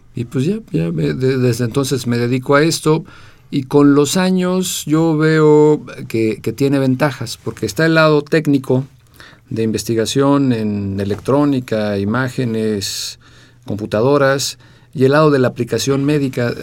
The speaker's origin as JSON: {"language": "Spanish", "country": "Mexico", "also_born_or_lived": "England", "said": "me fui a estudiar fuera de México a Inglaterra, becado por la UNAM"}